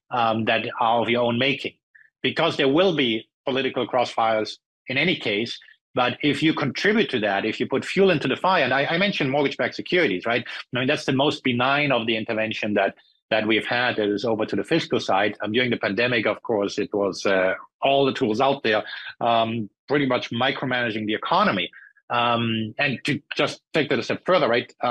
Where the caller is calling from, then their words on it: California, United States; Or I'm speaking from California, and the um, the, the, local um, California government wants to introduce a, a price gouging tax.